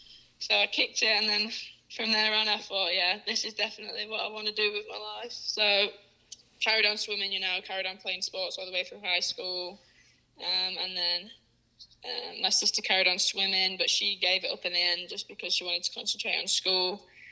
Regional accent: Worley, Lancashire, North West England, United Kingdom; moved away as an adult; now in San Antonio, United States; I grew up, my parents live in a small village called Worley, which I struggle to pronounce.

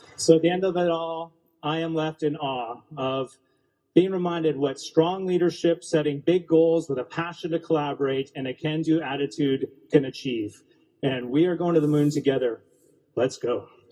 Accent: Canada; as a Canadian

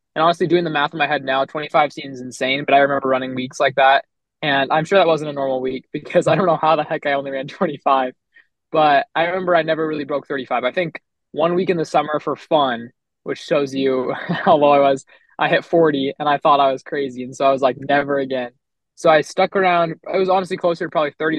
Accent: Los Angeles, California, United States; moved away as an adult; now in Provo, United States; I'm from Los Angeles, California, and right now I run for BYU up here in Provo, Utah.

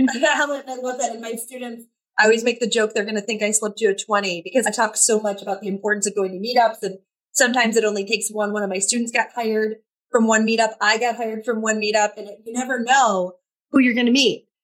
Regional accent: Michigan, United States; my home state of Michigan

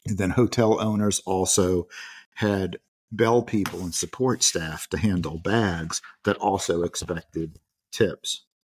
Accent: United States; as an American

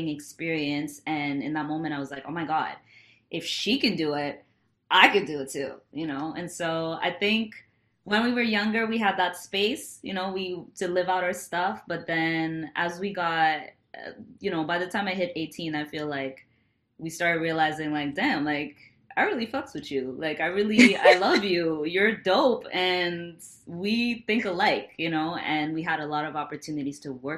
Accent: Montreal, Quebec, Canada; We were born and raised in Montreal, Canada. And our parents are from Burundi.

